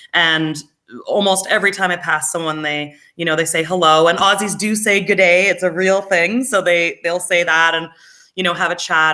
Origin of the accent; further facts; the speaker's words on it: Alberta, Canada; moved away as an adult; now in Australia; I'm from Alberta or I say I'm from Western Canada